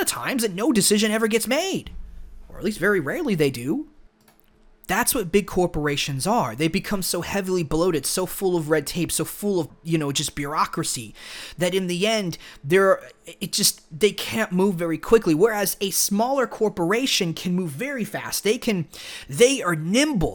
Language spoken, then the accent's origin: English; United States; we grew up here in America